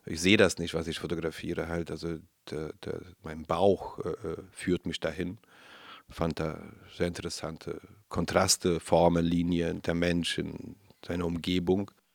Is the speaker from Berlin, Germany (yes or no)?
yes; Berlin, Germany; ich bin Neukölln aufgewachsen